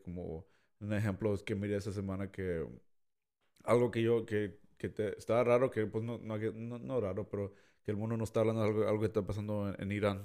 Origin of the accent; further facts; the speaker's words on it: Mexico; yo siendo mexicano